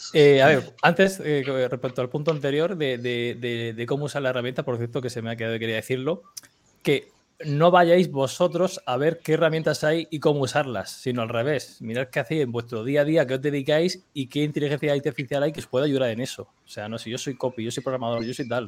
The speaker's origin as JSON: {"language": "Spanish", "region": "Region of Murcia", "country": "Spain", "said": "como un murciano en pijama aquí tranquilamente"}